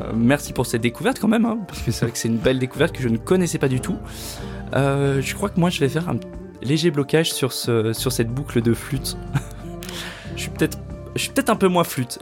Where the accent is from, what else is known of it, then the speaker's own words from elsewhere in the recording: Haute-Savoie, Auvergne-Rhône-Alpes, France; on vient d'Haute-Savoie